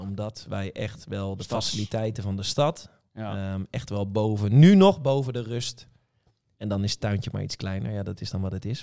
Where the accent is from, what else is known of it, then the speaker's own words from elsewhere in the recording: Scherpenzeel, Gelderland, Netherlands; moved away as an adult; ik ben geboren in Scherpenzeel en getogen ook